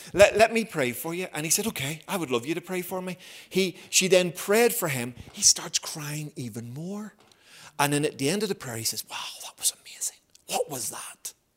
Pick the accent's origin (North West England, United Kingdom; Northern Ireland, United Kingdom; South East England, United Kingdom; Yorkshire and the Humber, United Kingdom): Northern Ireland, United Kingdom; Belfast; moved away as an adult; also born or lived in Havercroft; I grew up in Belfast